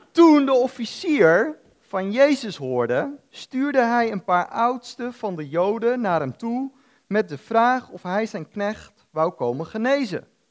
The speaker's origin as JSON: {"language": "Dutch", "country": "Netherlands"}